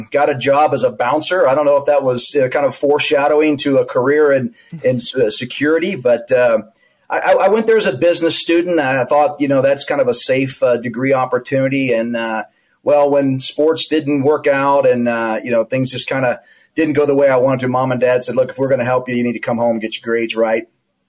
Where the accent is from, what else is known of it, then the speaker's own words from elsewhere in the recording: Houston, Texas, United States; moved away as an adult; also born or lived in New Orleans, Louisiana / Arizona; You know, I'm from New Orleans, Louisiana. I'm the youngest of five children. My parents moved us to Houston, Texas in the early 70s. I was a small child and grew up in Houston, very diverse, a huge city.